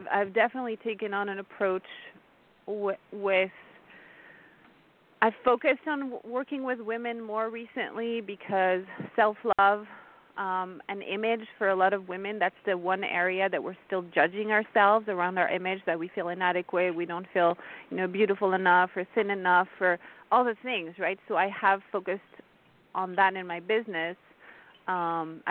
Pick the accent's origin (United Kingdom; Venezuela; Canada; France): France; first language French; English is a second language; moved away; also born or lived in India; my native tongue is French. I was born and raised in France